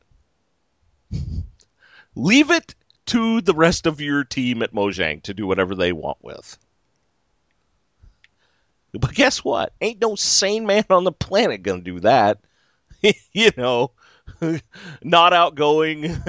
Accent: California, United States; I'm from California

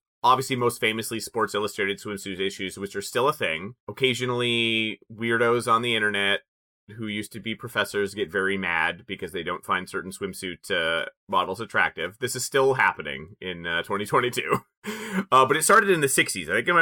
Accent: Canada; We're both Canadian. We're all Canadian here

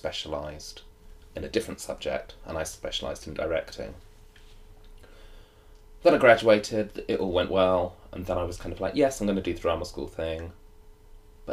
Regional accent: South Coast, South East England, United Kingdom; I grew up on the South Coast and it was nearby

